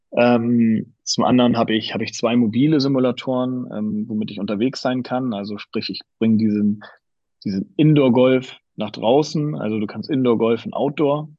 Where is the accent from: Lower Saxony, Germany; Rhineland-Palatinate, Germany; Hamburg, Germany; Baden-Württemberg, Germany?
Hamburg, Germany; also born or lived in Graz, Austria (father's home); meine Frau und ich, wir sind beide Hamburger, wir haben beide unsere Familien hier